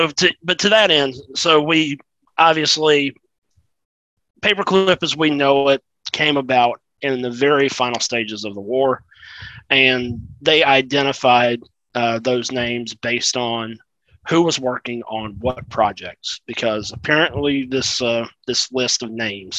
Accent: South Carolina, United States; moved away; So I'm from South Carolina originally, and BMW America's headquarters is in Greenville, South Carolina, about 45 minutes from where I grew up.

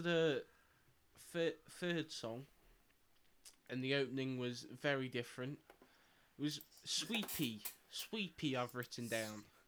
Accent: Nottingham, East Midlands, United Kingdom; we're from Nottingham

